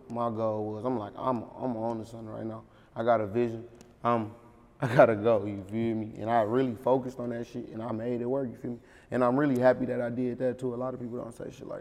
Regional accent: Beecher, Michigan, United States; also born or lived in Flint, Michigan; my whole daddy side from Beatrice

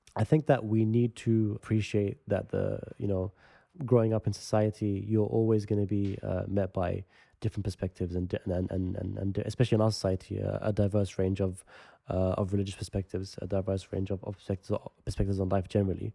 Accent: London, United Kingdom; the area that I grew up in West London, which is close to central London

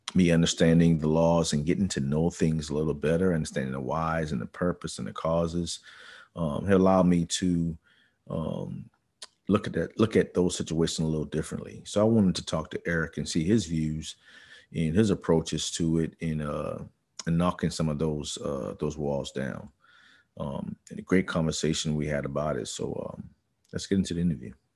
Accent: Charleston, South Carolina, United States; me growing up in the Charleston area

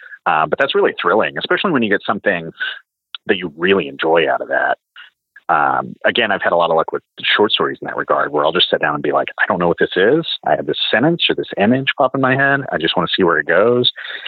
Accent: the South, United States; And growing up in the South, obviously like trucking culture, you know, is bigger there, and especially when I was a kid.

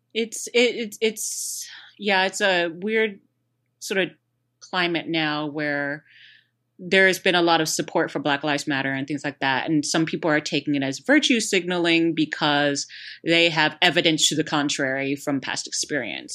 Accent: Houston, Texas, United States; there was one in Houston too, so it's kinda like my hometown

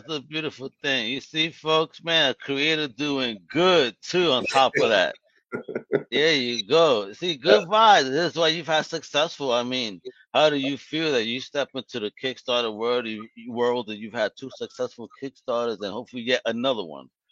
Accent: New York City, New York, United States; I grew up on Morgan Avenue, right off the exit on the BQE

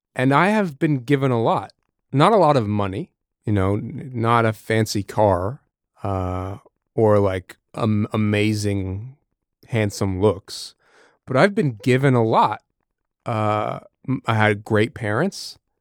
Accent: Massachusetts, United States; I'm from New England, from from Massachusetts

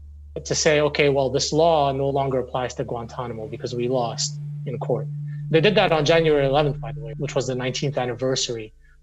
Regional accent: Syria; moved away as an adult; also born or lived in Beirut, Lebanon / Middle East; now in United States; You know, I'm Syrian. I was born in Beirut. I grew up mostly in the Middle East. I came to the United States for college

